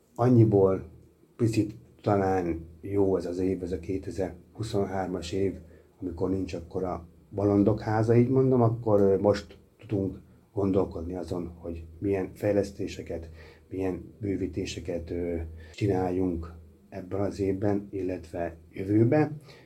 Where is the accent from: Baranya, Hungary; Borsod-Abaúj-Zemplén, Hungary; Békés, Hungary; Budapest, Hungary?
Borsod-Abaúj-Zemplén, Hungary; Miskolc; Magyarországon élünk, azon belül is Miskolcon magyar emberek vagyunk